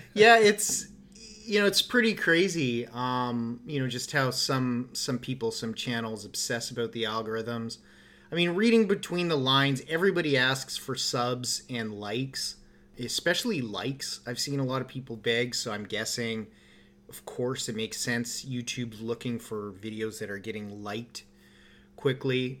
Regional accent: Canada; we're Canadian

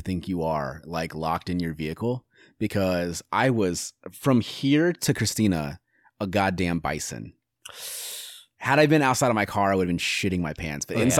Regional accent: Iowa, United States; I grew up in Iowa.

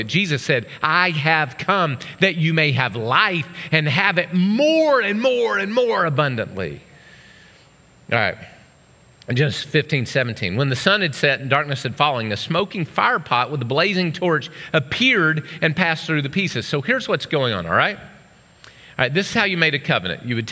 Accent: Oklahoma, United States; I grew up in Oklahoma

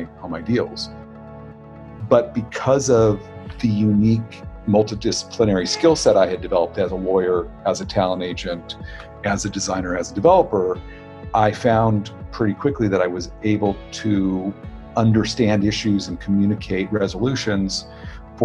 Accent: Los Angeles, California, United States; I'm an LA born, you know, and bred guy

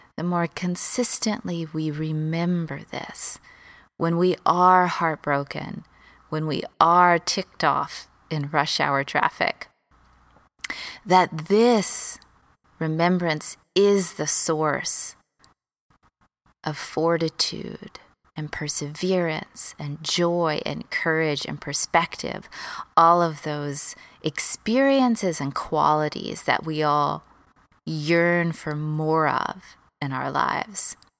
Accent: Texas, United States; moved away as an adult; also born or lived in Los Angeles, United States; I moved from Texas, where I grew up, to L

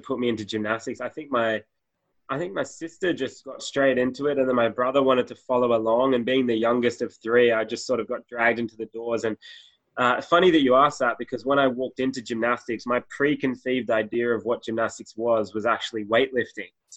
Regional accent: Sydney, New South Wales, Australia; Born and raised in Sydney, Australia

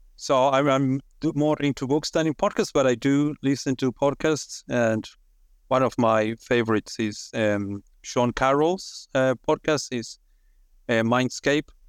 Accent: Argentina; moved away as an adult; also born or lived in United Kingdom; now in Australia; I'm originally from Argentina.

